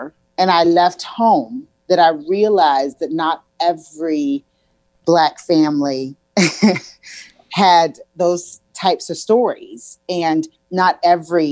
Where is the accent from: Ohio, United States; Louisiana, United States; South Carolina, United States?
South Carolina, United States; Columbia; I was born and raised in Columbia, South Carolina